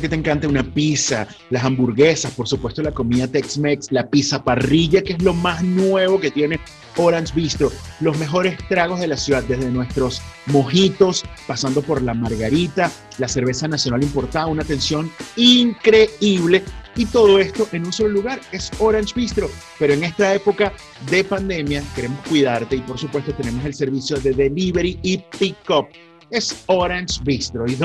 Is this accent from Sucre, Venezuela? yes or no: no; Maracay, Aragua, Venezuela; moved away; nosotros somos de la vieja escuela y somos de Maracay